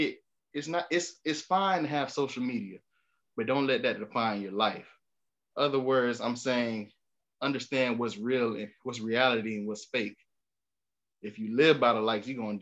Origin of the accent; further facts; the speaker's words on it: Miami, Florida, United States; growing up in Miami